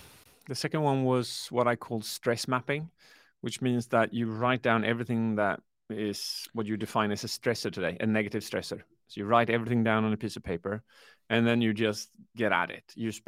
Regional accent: Sweden; Yes, I launched it on the 8th of November last year in Sweden, where I come from, I'm British, half Swedish

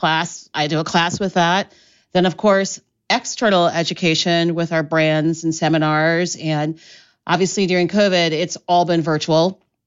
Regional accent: Columbus, Ohio, United States; moved away as an adult; also born or lived in Oxford, England; now in Chicago, United States; I grew up in Columbus, Ohio, and I went to theater school in Ohio

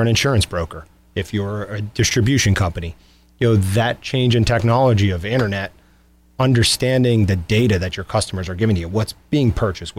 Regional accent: Scranton-Wilkes-Barre area, Pennsylvania, United States; I grew up in the Scranton-Wilkes-Barre area

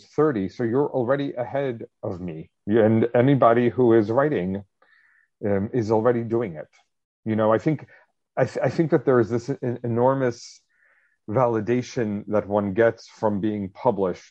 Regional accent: suburbs of New Jersey, United States; also born or lived in Israel; I was born in Israel, but we moved to the suburbs of New Jersey, which is where I grew up

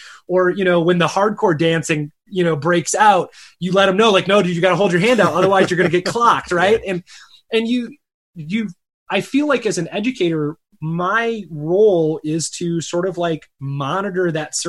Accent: Chicago, Illinois, United States; also born or lived in Michigan; now in Arizona, United States; I live out in Arizona now, but he grew up in Chicago. I grew up in the Chicago area, and I grew up, you know, in the Michigan Great Lakes region.

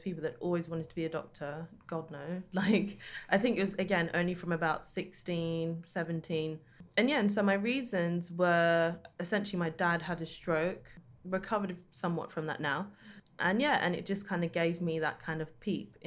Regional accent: London, United Kingdom; growing up in East London

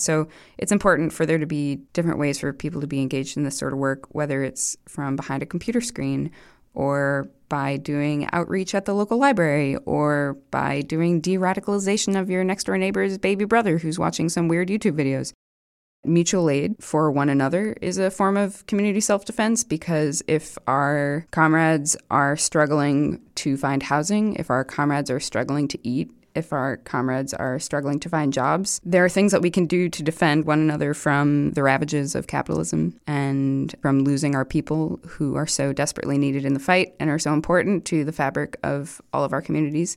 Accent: New York City, New York, United States; I'm a New Yorker and a musician

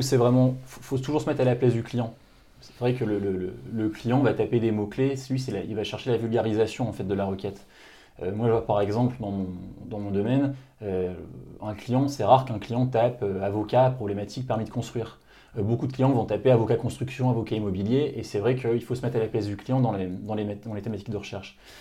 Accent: Lille, Hauts-de-France, France; also born or lived in Paris; je suis originaire de Lille à la base

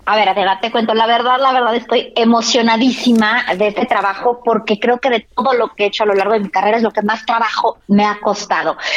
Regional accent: Mexico; somos muchísimos mexicanos

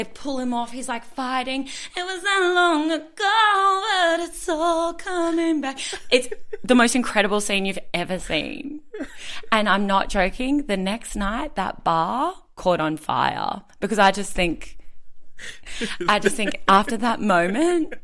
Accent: Brisbane, Queensland, Australia; I'm from Brisbane

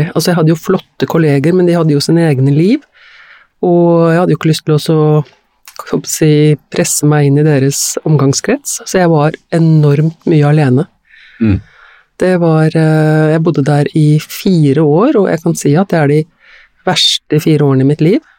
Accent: Ås, Akershus, Norway; Nå må det jo nevnes at jeg kommer fra Ås, og jeg ja. kunne ikke komme meg fort nok derfra.

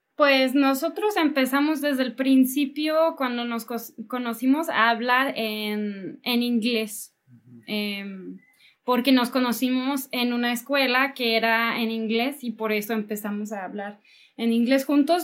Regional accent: Canada; Spanish is a second language; moved away as an adult; now in Mexico; franco-canadiense, entonces vengo de la parte francesa de Canadá, hablo francés

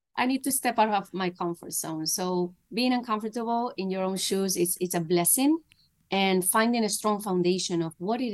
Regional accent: Spain; moved away; my family's in Spain. I'm from Spain

